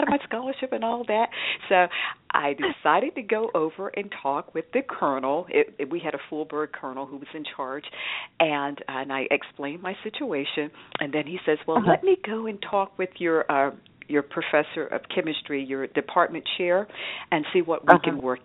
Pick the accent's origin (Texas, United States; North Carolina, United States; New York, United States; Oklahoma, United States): North Carolina, United States; Roseboro; I grew up in Roseboro, North Carolina, which is about 27 miles southeast of Fayetteville